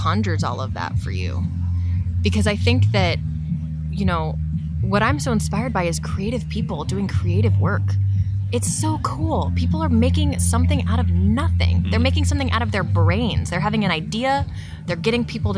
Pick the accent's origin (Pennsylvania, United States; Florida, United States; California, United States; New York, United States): California, United States; San Diego; moved away; we're from San Diego